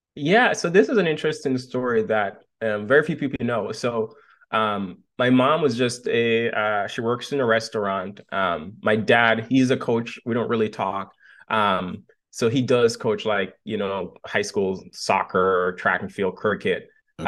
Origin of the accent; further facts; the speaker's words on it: Montego Bay, Jamaica; moved away as an adult; now in United States; I was born and raised right out of Montego Bay